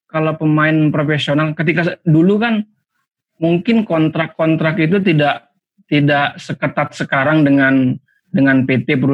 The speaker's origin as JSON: {"language": "Indonesian", "town": "Medan", "region": "North Sumatra", "country": "Indonesia", "tie": "born or raised there", "said": "pengalaman masa kecil di Medan itu ada juga tarkam seingat seingat saya waktu masih kecil itu masih SD salah satu pemain yang tampil di tarkam daerah saya"}